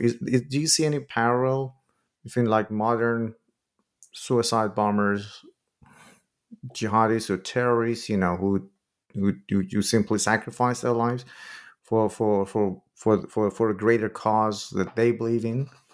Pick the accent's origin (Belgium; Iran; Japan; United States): Iran; moved away; I'm originally from Iran myself